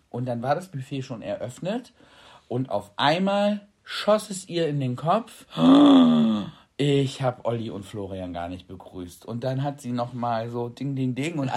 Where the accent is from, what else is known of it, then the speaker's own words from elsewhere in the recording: Freiburg, Baden-Württemberg, Germany; Dann kann ich dir auch mal Freiburg zeigen und wo ich aufgewachsen bin.